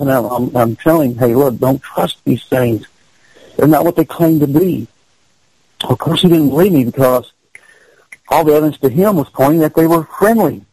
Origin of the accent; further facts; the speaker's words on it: Kentucky, United States; I'm from Kentucky